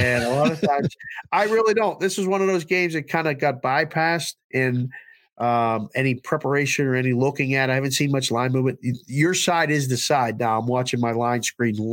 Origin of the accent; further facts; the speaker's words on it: Pittsburgh, Pennsylvania, United States; I grew up in Pittsburgh